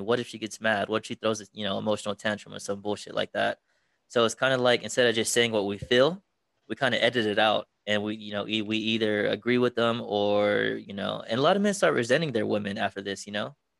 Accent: Texas, United States; moved away as an adult; now in Las Vegas, United States; my original hometown is Texas

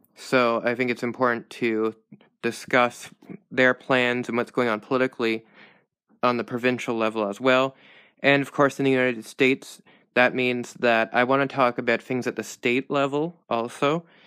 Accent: Canada; I'm Canadian

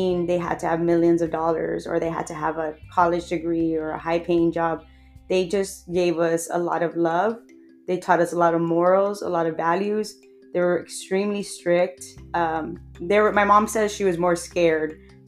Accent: Edinburg, Texas, United States; I was born and raised in Edinburgh, Texas. I still live here in Edinburgh, Texas

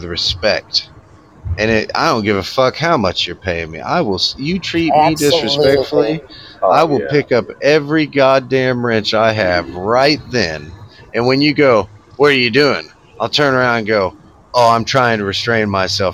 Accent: United States; I'm Native American, all right? And so I was raised up on some reservations

